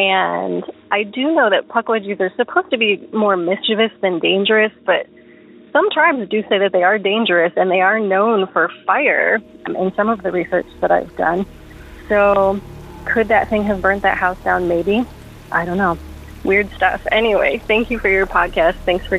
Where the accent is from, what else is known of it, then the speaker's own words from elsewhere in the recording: Michigan, United States; So this town that I grew up in was in Hillsdale County.